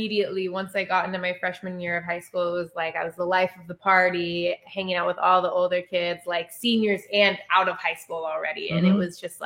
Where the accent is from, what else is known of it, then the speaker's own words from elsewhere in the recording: Snoqualmie, Washington, United States; I grew up in a small town outside of Seattle, Snoqualmie, Washington